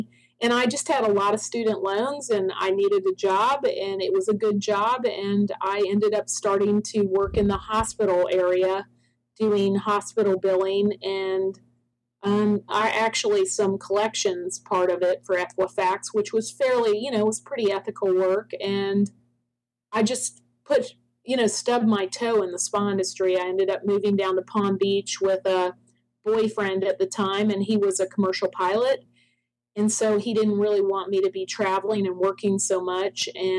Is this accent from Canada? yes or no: yes; Toronto, Ontario, Canada; also born or lived in Ocala, Florida; now in United States; I'm from Toronto. I was born in Toronto. My parents are both from Ireland, the south part of Ireland.